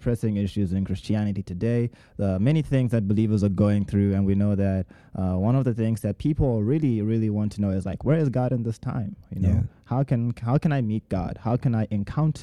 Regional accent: Zimbabwe; moved away as an adult; now in United States; I'm from Zimbabwe, and I came here actually to study animation in the United States.

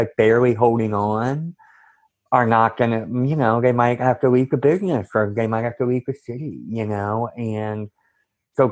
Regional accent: Cambridge, Massachusetts, United States; moved away as an adult; also born or lived in Santa Cruz, California / Chicago; I'm from Cambridge, Massachusetts, originally

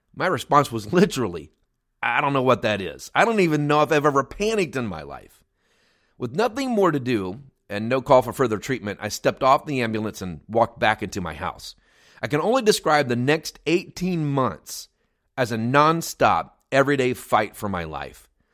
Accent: United States; moved away as an adult; also born or lived in near Chicago; the nonprofit that we lead here in my hometown

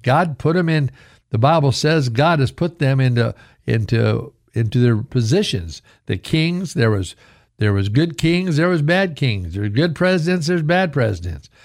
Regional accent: Idaho, United States; growing up in Idaho when I was in my oh eight, nine, ten years old

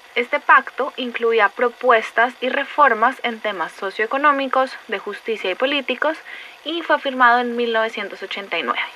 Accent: Colombia

